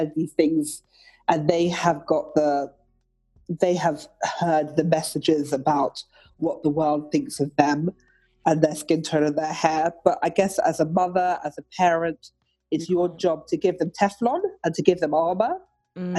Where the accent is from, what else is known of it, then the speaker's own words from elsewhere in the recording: London, United Kingdom; I grew up in Mayfair